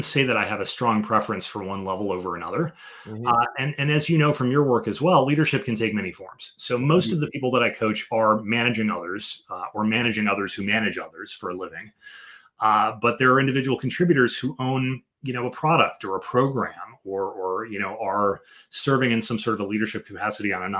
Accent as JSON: {"language": "English", "town": "Chicago", "region": "Illinois", "country": "United States", "tie": "born or raised there", "moved": "as an adult", "lives_now": "Washington, D.C. area, United States", "said": "I was born in Chicago, Illinois, and raised in the Chicago area, went to college in the Chicago area"}